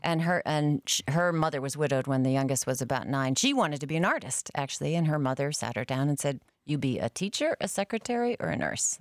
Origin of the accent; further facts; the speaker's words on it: Concord, New Hampshire, United States; moved away; I grew up in Concord, New Hampshire